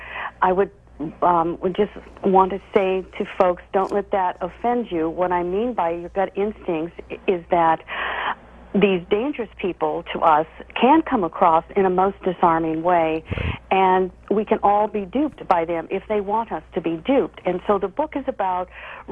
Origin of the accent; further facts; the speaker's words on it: Midwest, United States; I grew up in the Midwest